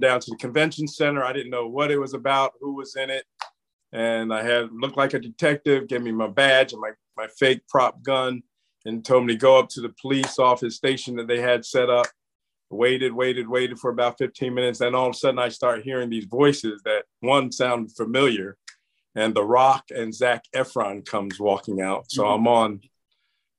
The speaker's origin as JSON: {"language": "English", "region": "New Jersey", "country": "United States", "also_born_or_lived": "Pittsburgh / Georgia / Florida", "moved": "yes", "lives_now": "Savannah, United States", "said": "I'm originally from New Jersey"}